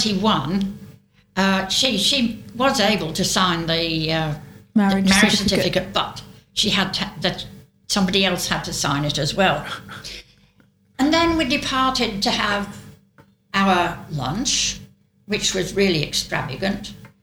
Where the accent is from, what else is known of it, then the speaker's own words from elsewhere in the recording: North West England, United Kingdom; accent: Lancashire; they sent me to elocution lessons so that I would lose my Lancashire